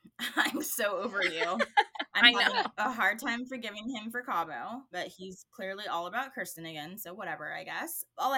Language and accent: English; California, United States; my hometown in California